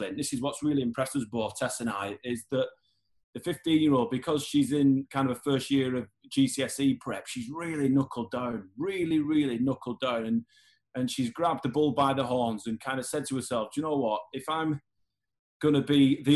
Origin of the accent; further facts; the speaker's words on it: Horwich, North West England, United Kingdom; growing up in Horwich, in Bolton